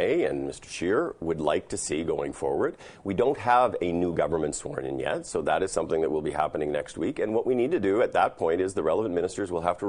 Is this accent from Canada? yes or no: yes; Saskatchewan, Canada; moved away; I grew up there